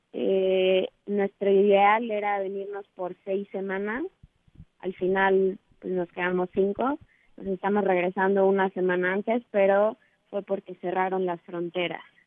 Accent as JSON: {"language": "Spanish", "country": "Mexico", "said": "somos tres mexicanas"}